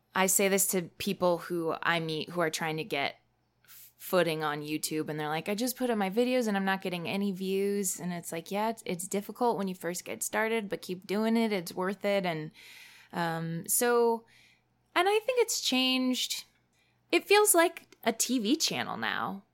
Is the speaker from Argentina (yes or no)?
no; Fort Collins, Colorado, United States; my hometown of Fort Collins, Colorado